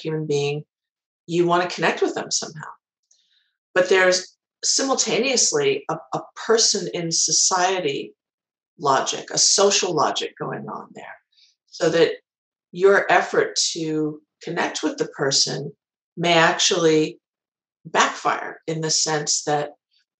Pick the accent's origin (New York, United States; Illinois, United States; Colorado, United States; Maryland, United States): Illinois, United States; Chicago; my hometown of Chicago